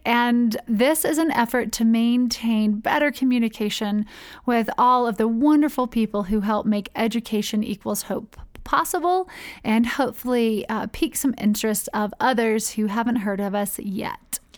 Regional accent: North Carolina, United States; moved away as an adult; also born or lived in Spartanburg, South Carolina; now in Ecuador; I grew up in North Carolina, born and raised in the Episcopal Church

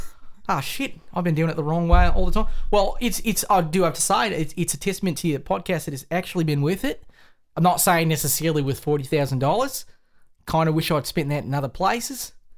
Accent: Vermont, United States; really appreciate him sitting down and doing his Bernie impersonation for us, impression, because we're from Vermont, and we thought it'd be really cool.

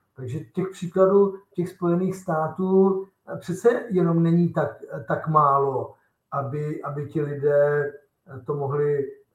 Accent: Czechia; U nás v Česku

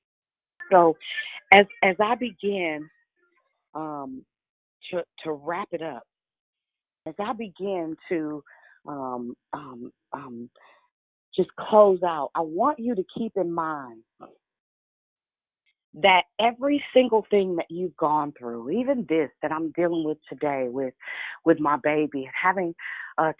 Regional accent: Richmond, United States; I'm from Richmond, so I'm a little good, little ghetto

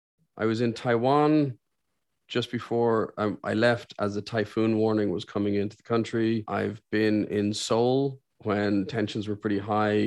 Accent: Saudi Arabia; born there; because I was born in Saudi Arabia, so I have an affinity for hearing Arabic.

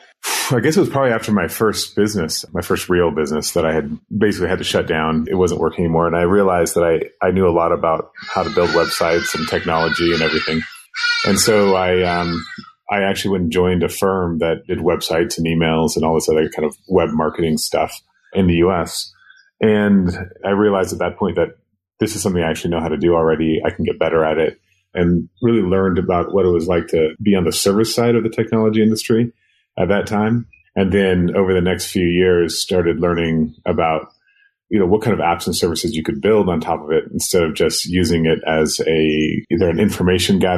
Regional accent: Sudan; also born or lived in Kenya; I grew up between Sudan and Kenya. Basically, the war got bad in South Sudan, so we moved to Kenya. And then from there, we moved to Khartoum in northern Sudan.

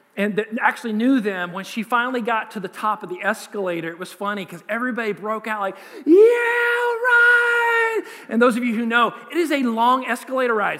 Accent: United States; we, as an American culture

